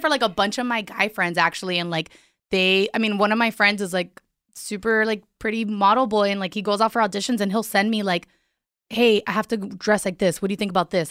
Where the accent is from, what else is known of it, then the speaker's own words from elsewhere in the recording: Miami, Florida, United States; I'm from Miami